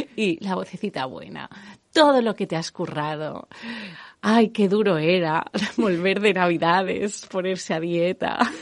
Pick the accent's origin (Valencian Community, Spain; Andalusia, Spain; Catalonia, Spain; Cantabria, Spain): Valencian Community, Spain; como buenos valencianos